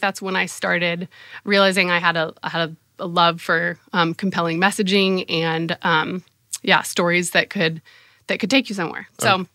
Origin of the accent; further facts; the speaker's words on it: San Diego, California, United States; moved away as an adult; also born or lived in Oxford, Ohio / Indiana; I grew up in San Diego, California